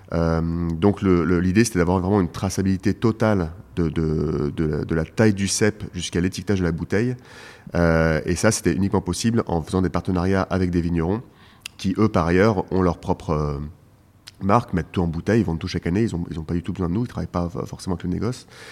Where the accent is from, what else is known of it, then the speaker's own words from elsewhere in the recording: Paris, Île-de-France, France; je suis parisien, je suis né à Paris, j'ai grandi à Paris